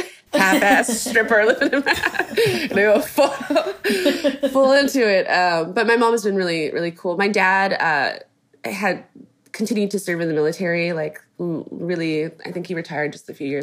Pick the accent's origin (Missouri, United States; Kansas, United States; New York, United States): Kansas, United States; I was born in the States. I was born in Kansas